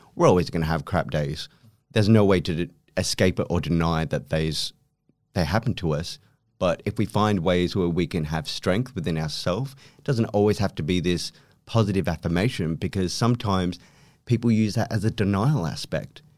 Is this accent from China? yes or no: no; Philippines; I was born in the Philippines